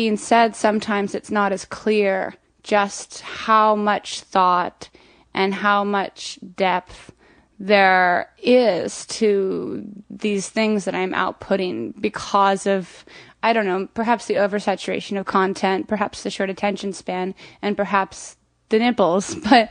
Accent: Florida, United States; also born or lived in Montana; I'm from Florida.

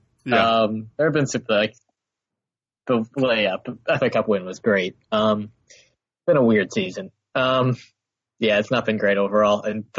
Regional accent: United States; I'm American

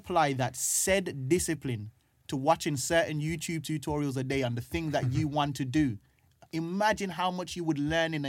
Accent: Birmingham, West Midlands, United Kingdom; moved away as an adult; now in London, United Kingdom; So I'm growing up in Brom trying to achieve these things, doing comedy and stuff like that, always having this dream. And then I've hit a ceiling in Brom, come to London

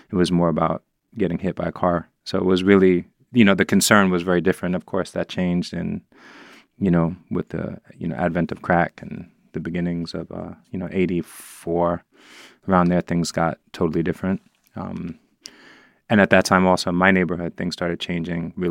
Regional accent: New York City, New York, United States; as a child, I think growing up in the Upper West Side

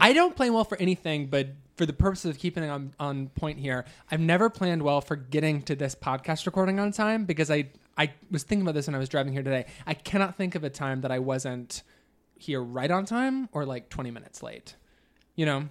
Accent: Midwest, United States; moved away; Growing up in the Midwest

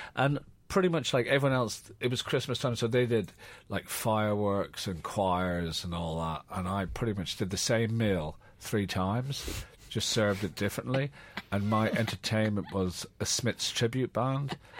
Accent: Ireland; born or raised there; moved away as an adult; now in London, United Kingdom

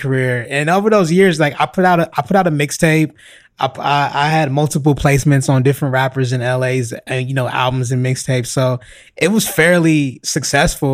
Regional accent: Los Angeles, California, United States; born or raised there

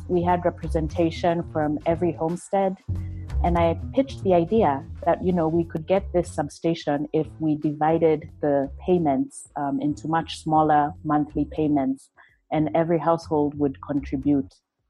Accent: Asembo, Siaya County, Kenya; this is my hometown village. It's, you know, a place that's very close to my heart. I know so many of the families from around there.

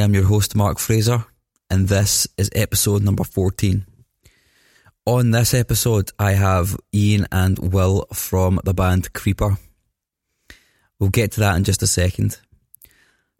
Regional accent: Scotland, United Kingdom; I'm Scottish

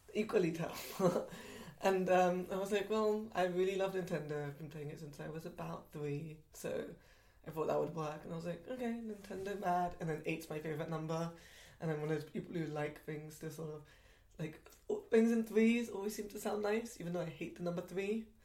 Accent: London, United Kingdom; I grew up in Southall in West London, which is a very very Asian area

